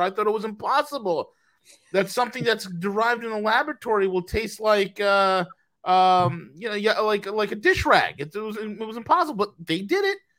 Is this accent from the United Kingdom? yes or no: no; Australia; being Australian